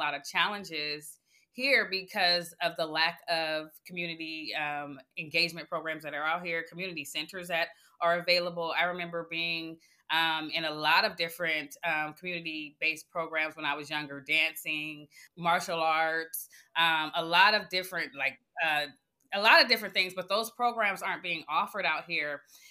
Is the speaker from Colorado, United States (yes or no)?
no; Oakland, California, United States; giving her my experience in growing up in Oakland and how my trajectory changed when I went on a different path